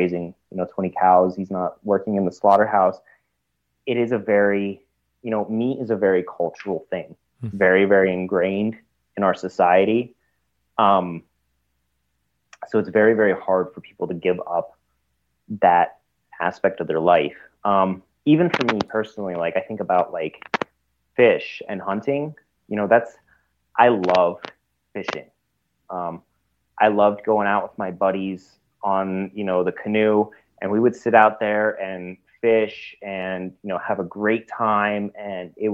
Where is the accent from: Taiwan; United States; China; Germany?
Germany; moved away; I'm originally, I'm from Germany. I went back to visit family recently